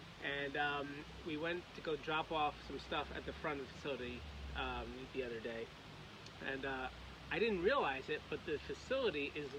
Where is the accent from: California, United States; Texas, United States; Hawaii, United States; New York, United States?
New York, United States; New York City; Paul Bianchini, who I grew up with in Queens